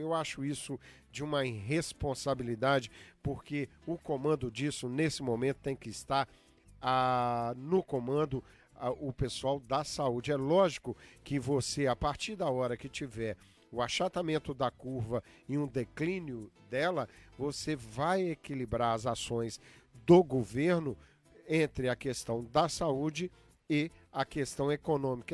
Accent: Minas Gerais, Brazil; now in Massachusetts, United States; Eu sou mineirinho

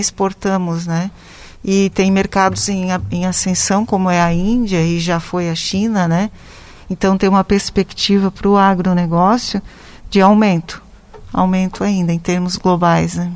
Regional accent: Rio do Oeste, Santa Catarina, Brazil; also born or lived in Lages; Eu sou natural aqui do Vale do Itajaí, do município de Rio do Oeste

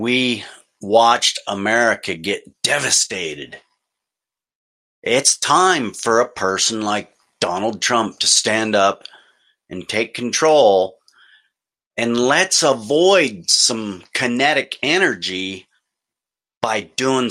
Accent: United States; As an American

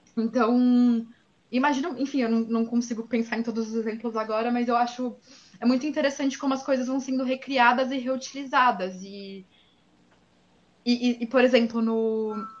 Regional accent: São Paulo, Brazil; eu cresci em São Paulo

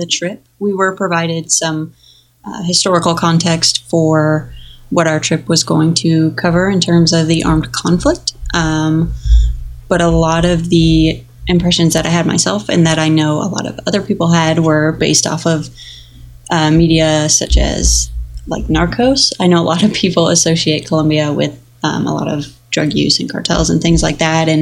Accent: United States; we were American

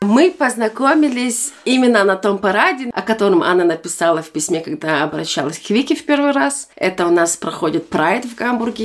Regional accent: Germany; Russian is a second language; also born or lived in Almaty, Kazakhstan; я выросла в Германии

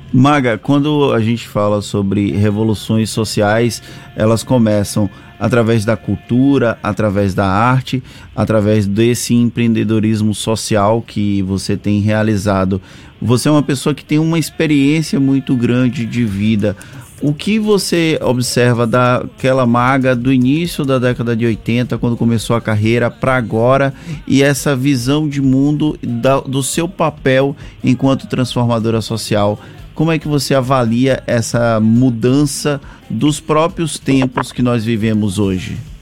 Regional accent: Bahia, Brazil; a gente tem orgulho de sentir, de dizer somos da Bahia

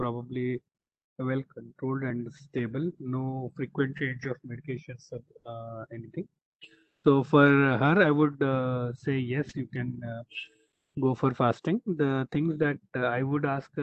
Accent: Hyderabad, Telangana, India; Being born and brought up in Hyderabad

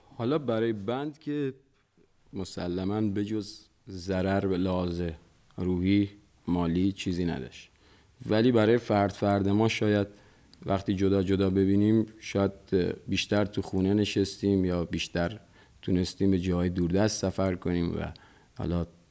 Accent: Bandar Abbas, Hormozgan, Iran; در بندر بزرگ شدم

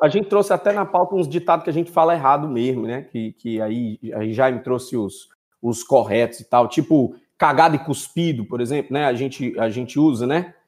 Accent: Fortaleza, Ceará, Brazil; oriundo lá do Conjunto Ceará, aqui no Brasil

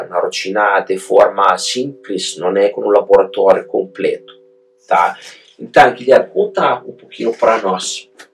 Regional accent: Italy; Portuguese is a second language; moved away as an adult; now in Brazil; eu uh, tenho um sotaque meio estranho, né? Eu sou italiano, sou produto importado

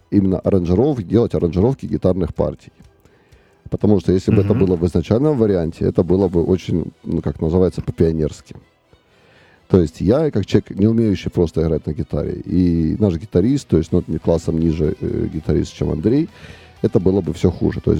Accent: Luhansk, Luhansk Oblast, Ukraine; now in Kharkiv, Ukraine; и потом в 2014 году мы благополучно все из Луганска уехали потому что там начался э, эти военные действия, и все, и все разъехались.

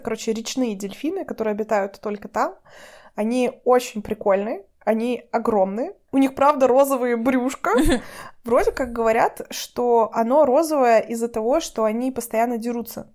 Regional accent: Russia; у нас в России

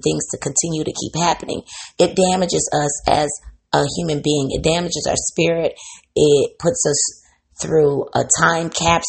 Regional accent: Midwest, United States; I'm from the Midwest

